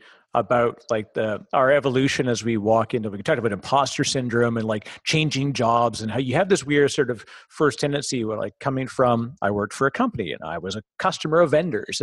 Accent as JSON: {"language": "English", "town": "Toronto", "region": "Ontario", "country": "Canada", "also_born_or_lived": "Vancouver", "moved": "yes", "lives_now": "New Jersey, United States", "said": "I'm originally from Toronto"}